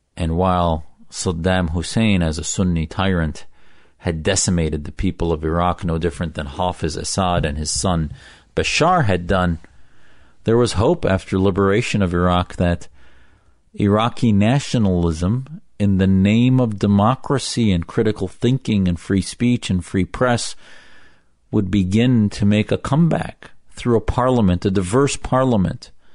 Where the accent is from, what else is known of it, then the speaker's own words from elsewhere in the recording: United States; Your faithful American Muslim, American patriot